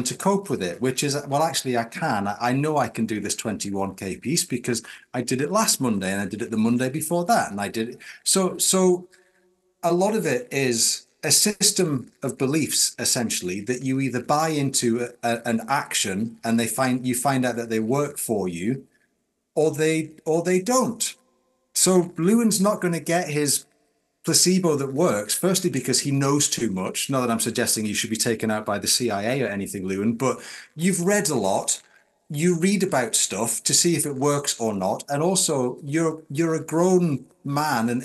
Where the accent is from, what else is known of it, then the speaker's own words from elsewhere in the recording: Newcastle upon Tyne, North East England, United Kingdom; I'm a Geordie Roman Catholic